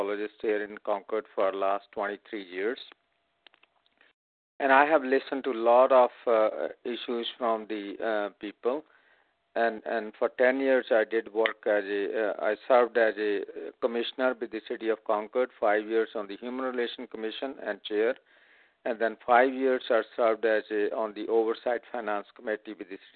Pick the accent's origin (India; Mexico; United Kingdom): India; moved away as an adult; also born or lived in Chandigarh; now in San Francisco, United States; I was born and raised in India